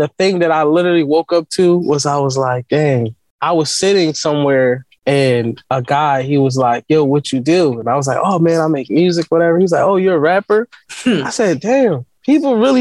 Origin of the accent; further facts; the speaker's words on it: Philadelphia, Pennsylvania, United States; I'm from West Philly